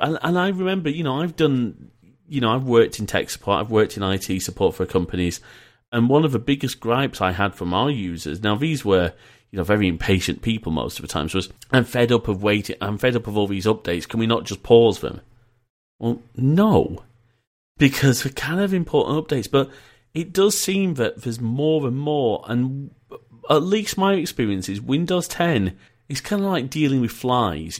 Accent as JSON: {"language": "English", "town": "Leeds", "region": "Yorkshire and the Humber", "country": "United Kingdom", "tie": "born or raised there", "also_born_or_lived": "Preston", "said": "I was born in Preston and we moved to Leeds"}